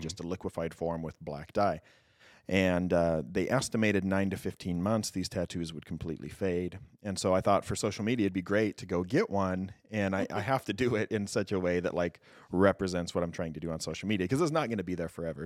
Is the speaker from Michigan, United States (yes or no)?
no; Southeast Idaho, United States; moved away as an adult; I am an Idaho native. I grew up in Southeast Idaho.